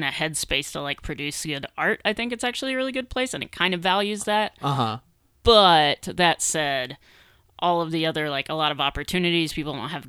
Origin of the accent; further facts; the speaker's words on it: Mississippi, United States; moved away as an adult; now in Bloomington, United States; I grew up in Mississippi.